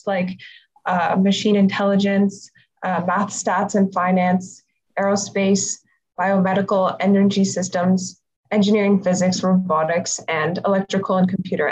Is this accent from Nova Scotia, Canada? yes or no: no; Toronto, Ontario, Canada; I'm actually from Toronto, so I didn't actually have to move to a new city